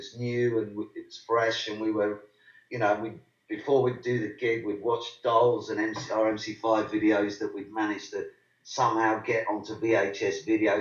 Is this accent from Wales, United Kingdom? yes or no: no; High Wycombe, South East England, United Kingdom; also born or lived in Wembley, London / Prestwood; High Wycombe, where we come from, where we were brought up anyway. I was born in Wembley in London